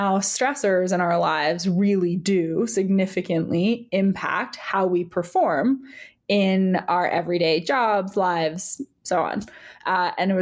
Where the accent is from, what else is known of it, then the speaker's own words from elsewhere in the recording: New York, United States; also born or lived in United Kingdom; I'm a New Yorker